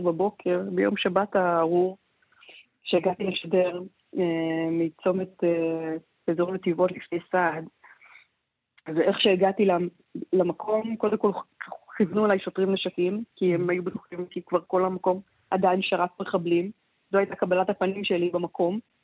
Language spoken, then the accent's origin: Hebrew; Israel